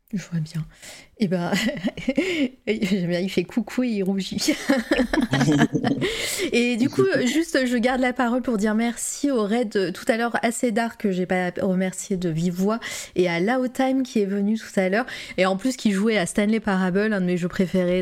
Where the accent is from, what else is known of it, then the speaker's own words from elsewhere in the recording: Auvergne-Rhône-Alpes, France; accent: Auvergnat; Il s'est senti mon accent auvergnat là-dedans